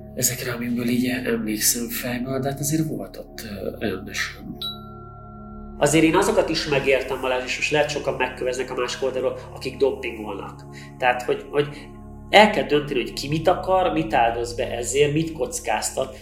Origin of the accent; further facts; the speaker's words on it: Hungary; magyarok vagyunk